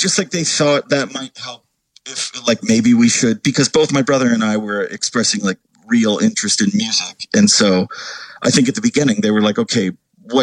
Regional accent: Southern California, United States; moved away as an adult; also born or lived in New England; I was raised in basically Southern California. I think it was like 9 to 18. I lived in Southern California.

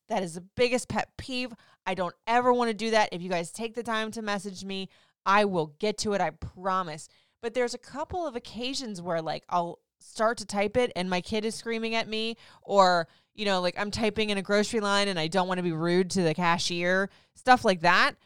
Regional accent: Florida, United States; moved away; I grew up in Florida

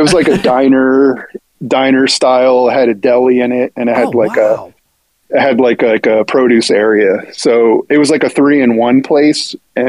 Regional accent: New Jersey, United States; when you're a Greek kid growing up in the United States, like most Greek parents own a restaurant.

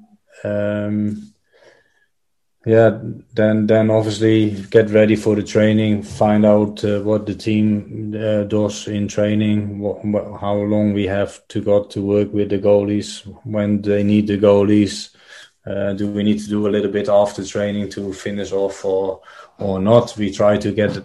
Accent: Netherlands; moved away; I'm growing up in Holland

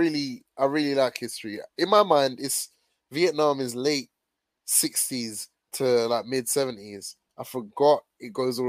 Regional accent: United Kingdom; we're like British born or whatever

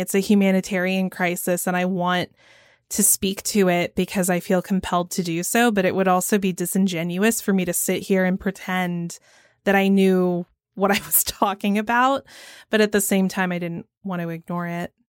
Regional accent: Georgia, United States; I'm from Georgia

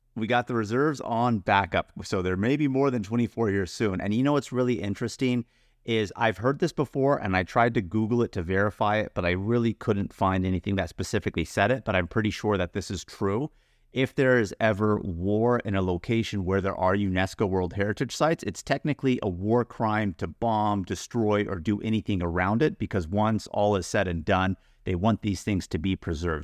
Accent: United States; As an American

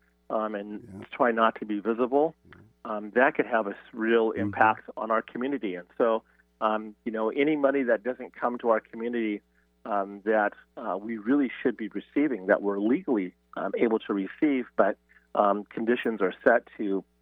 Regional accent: Oregon, United States; now in Washington, United States; I'm originally from Oregon

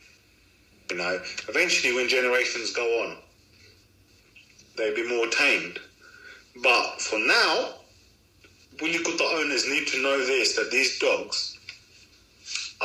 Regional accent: United Kingdom; I'm British, I'm born British, you know, family's been here since the 50s. But Pakistan is where our roots are.

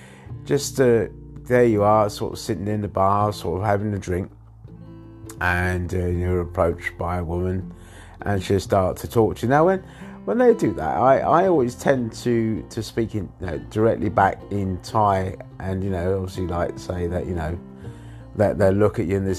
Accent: England, United Kingdom; now in Thailand; I was born in England.

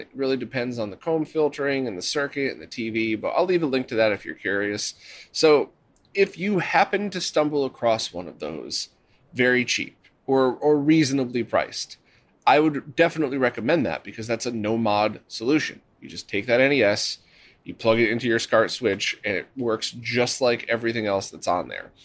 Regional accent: Connecticut, United States; I was born in Connecticut

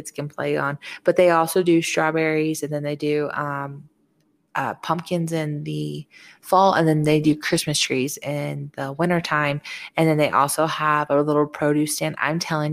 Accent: Hope Mills, North Carolina, United States; I grew up in Hope Mills area.

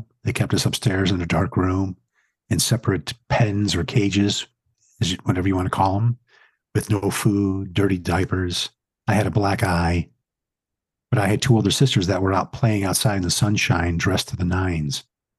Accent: Atlantic City, New Jersey, United States; He had a barbershop on the boardwalk in Atlantic City. I'm from Atlantic City.

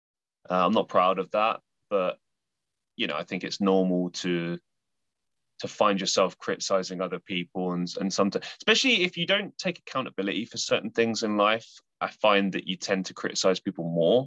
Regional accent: London, United Kingdom; now in Manchester, United Kingdom; So I am from the UK. I grew up in London and I now reside in Manchester in the middle of England

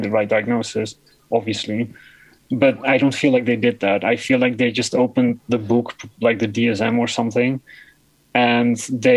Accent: Netherlands; English is a second language; the gender clinic in my hometown

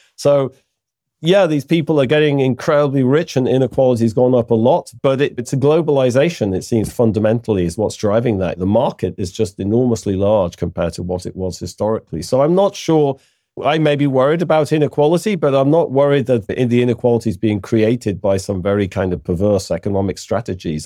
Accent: United Kingdom; I'm British

